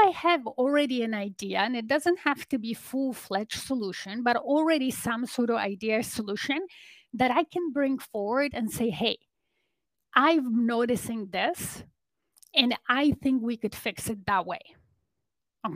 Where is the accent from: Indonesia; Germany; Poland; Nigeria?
Poland; now in Toronto, Canada; I live in Canada in Toronto area, but originally I'm from Poland. I'm an immigrant